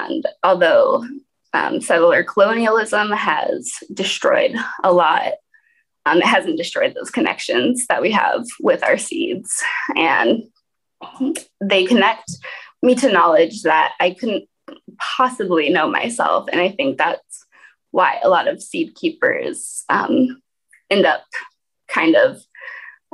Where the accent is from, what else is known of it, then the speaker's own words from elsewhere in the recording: Portland, Oregon, United States; also born or lived in Alaska; now in Detroit, United States; I was actually brought up in Portland, Oregon, so an urban environment.